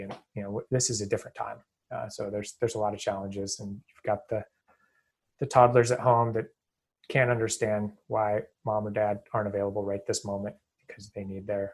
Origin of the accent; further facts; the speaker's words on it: Portland, Oregon, United States; moved away as an adult; also born or lived in Boston area; now in Boston, United States; I'm out here in the Boston area. I'm from Portland, Oregon.